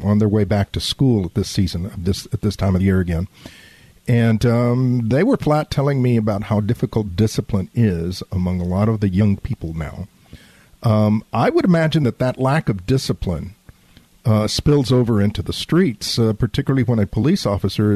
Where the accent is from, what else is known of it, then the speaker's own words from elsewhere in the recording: San Antonio, Texas, United States; also born or lived in Laredo, Texas; I was raised on the south side of San Antonio.